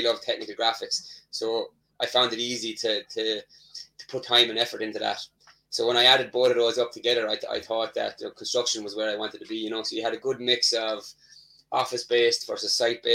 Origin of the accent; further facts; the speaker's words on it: Tipperary, Munster, Ireland; I'm from an area in Ireland called Tipperary